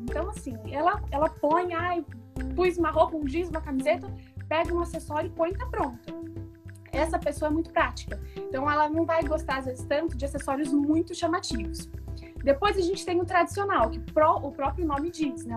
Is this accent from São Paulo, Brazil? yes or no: yes; São José do Rio Preto, São Paulo, Brazil; sou do interior de São Paulo, de Rio Preto